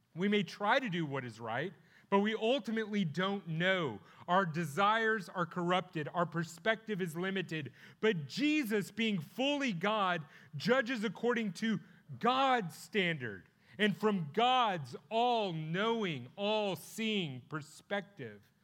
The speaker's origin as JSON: {"language": "English", "town": "Plano", "region": "Texas", "country": "United States", "tie": "born or raised there", "lives_now": "Grayson County, United States", "said": "I'm from Plano. Uh, that's where I went to high school"}